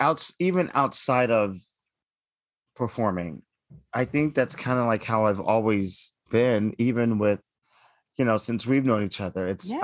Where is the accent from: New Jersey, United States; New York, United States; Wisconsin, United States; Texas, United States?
Texas, United States; Dallas; I'm from Dallas, Texas.